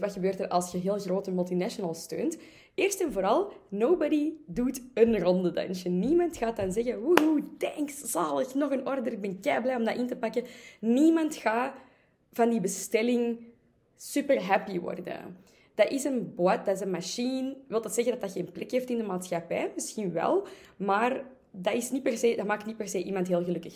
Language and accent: Dutch; Antwerp, Flanders, Belgium; ik ben natuurlijk van Antwerpen